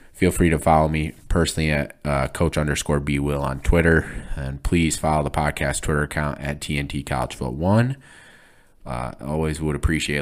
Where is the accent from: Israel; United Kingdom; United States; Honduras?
United States; Flint, Michigan; my hometown of Flint, Michigan